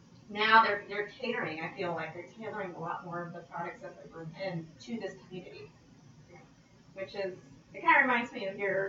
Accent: California, United States; moved away as an adult; also born or lived in El Salvador / Antigua, Guatemala; now in Guatemala; growing up in California

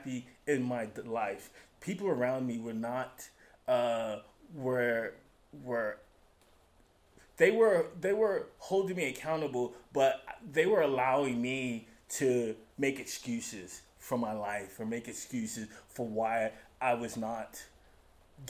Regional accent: New York, United States; moved away as an adult; now in Utah, United States; I am from New York originally

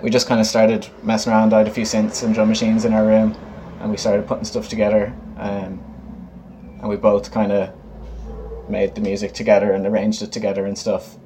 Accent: Galway, Connacht, Ireland; also born or lived in New York / Dublin; I grew up in Galway

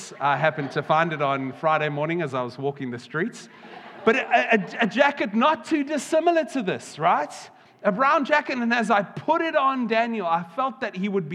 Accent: South Africa; now in United Kingdom; I've got to, as a South African

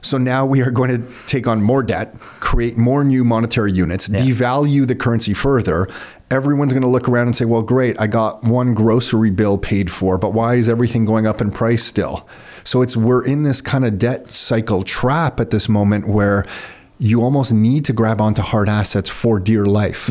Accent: Mississauga, Ontario, Canada; also born or lived in Toronto; I'm born in Toronto, but grew up in Mississauga. Nick and I both grew up in Mississauga

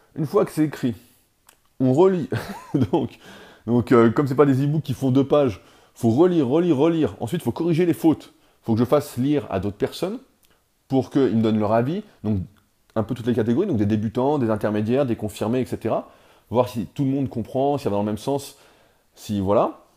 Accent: France; en tant que Français

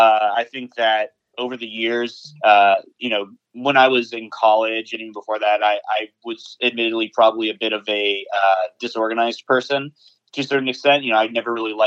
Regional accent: the South, United States; maybe it's because so many of us were born and raised in the South

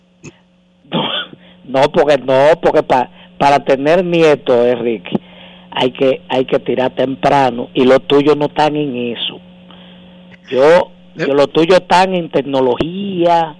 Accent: Santo Domingo, Distrito Nacional, Dominican Republic; Yo nací en Villajuana

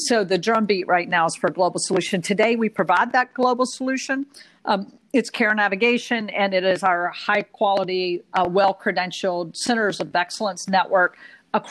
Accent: Hickory, North Carolina, United States; accent: Southern; now in New York, United States; I was born and raised in Hickory, North Carolina, and still have family there

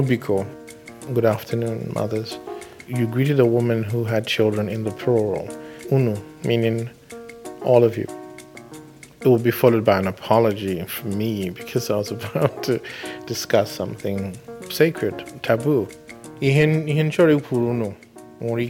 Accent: Afikpo, Ebonyi, Nigeria; I was born in Afikbo in southeastern Nigeria

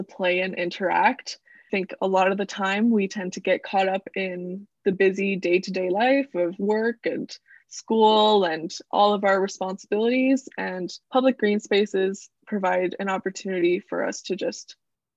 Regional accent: Vancouver Island, British Columbia, Canada; moved away as an adult; now in Toronto, Canada; I am from Vancouver Island, which is a small island off the coast of BC

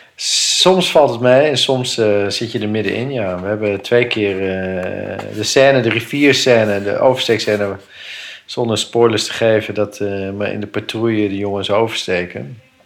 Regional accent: Netherlands; als Nederlanders

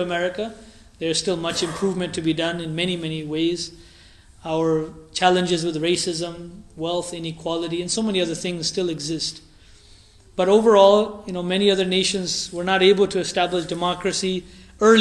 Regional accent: United States; We are Americans, we are American Muslims, we're American Ahmadi Muslims

